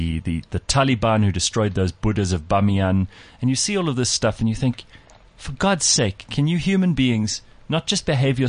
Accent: South Africa; the reason I'm South African is because he was stationed in Durban.

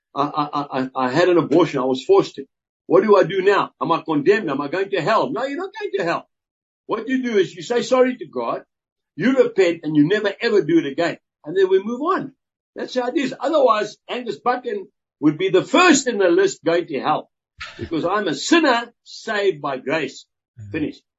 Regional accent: South Africa; I'm a farmer and I'm a South African.

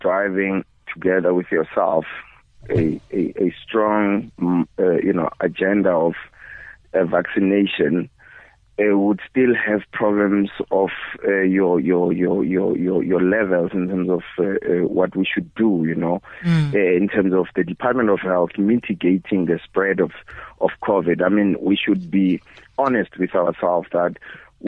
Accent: Bushbuckridge, Mpumalanga, South Africa; I was born in Bush Park Ridge, which is really, you know, neighboring with Kruger National Park

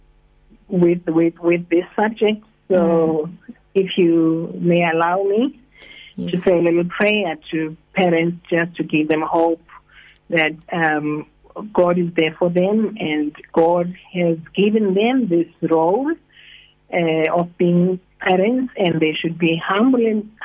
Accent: Hartbeespoort, North West, South Africa; moved away as an adult; now in East London, South Africa; I'm originally from Hartbeespoort, so we moved here only 3 years ago.

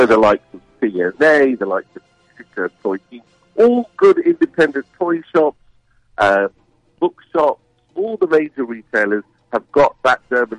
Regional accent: United Kingdom; moved away; As you can probably tell, my accent isn't a local one.

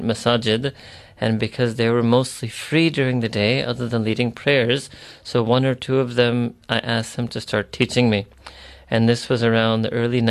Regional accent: New York, United States; moved away as an adult; also born or lived in Chicago; I was born and raised in New York

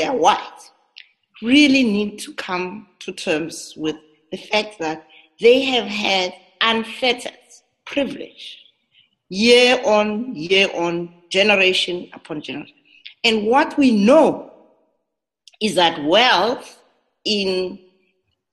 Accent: South Africa; us as a South African society

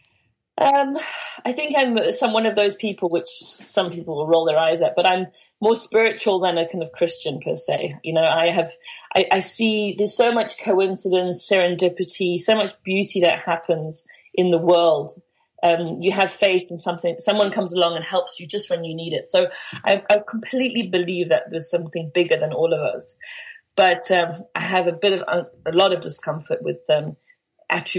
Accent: Benoni, Gauteng, South Africa; I grew up in Benoni

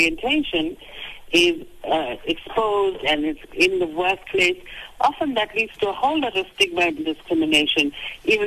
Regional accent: South Africa; as a South African

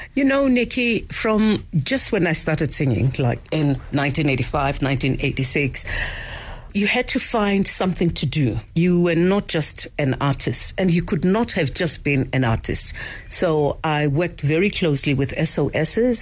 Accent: Soweto, Gauteng, South Africa; as a young girl growing up in Soweto during apartheid

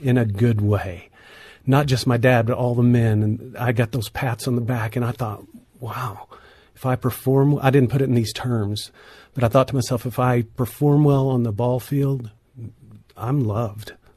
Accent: northeastern Oklahoma, United States; moved away; my hometown where I grew up in northeastern Oklahoma

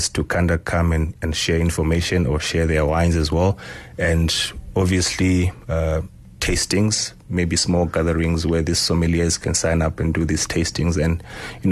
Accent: Zimbabwe; moved away; I grew up in Zimbabwe, going to the rural family home where you used to pick fruits in the wild

